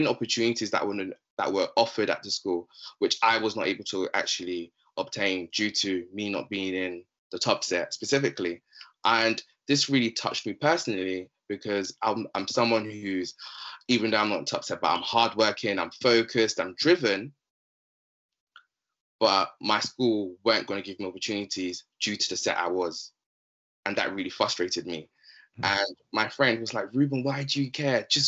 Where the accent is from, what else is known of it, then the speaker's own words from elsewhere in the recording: London, United Kingdom; also born or lived in Democratic Republic of the Congo; I'm 24 years old, from London, specifically South London, specifically. I'm originally from the Democratic Republic of Congo.